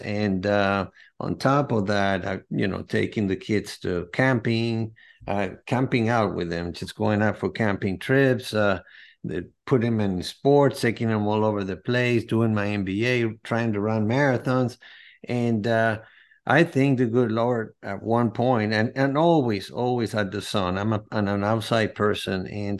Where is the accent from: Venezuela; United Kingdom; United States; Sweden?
Venezuela; I'm from Venezuela. I was born in Venezuela from a Greek and Spanish from Madrid parents. They migrated to Venezuela after World War II.